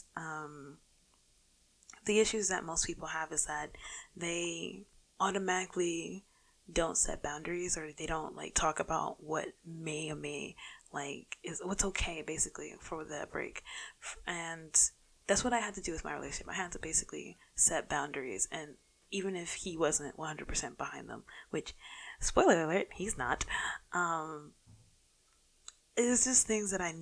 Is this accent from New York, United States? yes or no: yes; New York City, New York, United States; also born or lived in North Carolina; I'm a Bronx native. Lived in the Bronx for the majority of my life, except for like the couple years I lived in North Carolina